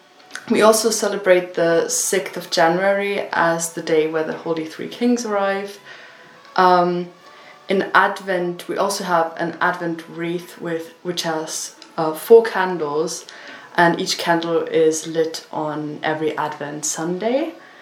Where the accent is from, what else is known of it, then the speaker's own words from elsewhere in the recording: Austria; now in United Kingdom; I am from Austria.